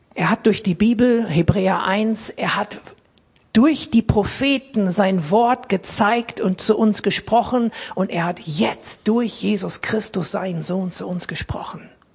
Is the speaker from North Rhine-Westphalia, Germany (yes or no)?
yes; Essen, North Rhine-Westphalia, Germany; ich bin als, als Kind in Essen im Ruhrgebiet in einer großen, lebendigen, guten Baptistengemeinde gewesen